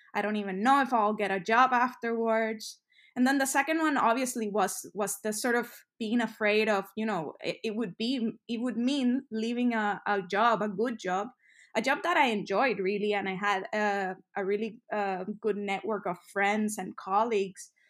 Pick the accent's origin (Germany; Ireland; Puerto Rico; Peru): Puerto Rico; San Juan; moved away as an adult; also born or lived in New York; I'm from San Juan, Puerto Rico, so the Caribbean. Um, and I lived, I'm, I'm right here in Puerto Rico right now for the holidays. So I, I lived here pretty much all my life until I was, like, eighteen